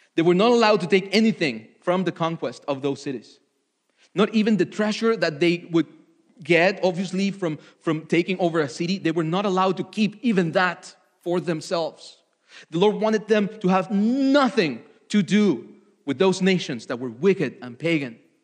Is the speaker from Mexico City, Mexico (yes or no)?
yes; Mexico City, Mexico; moved away; I was born in Mexico City uh, to loving parents